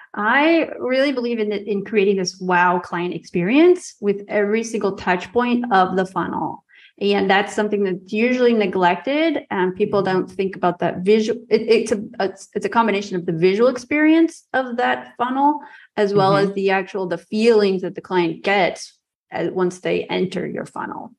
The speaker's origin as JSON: {"language": "English", "country": "United States", "tie": "born or raised there", "also_born_or_lived": "Milan, Italy / Rome, Italy", "moved": "as an adult", "lives_now": "Riga, Latvia", "said": "what I grew up with in the United States"}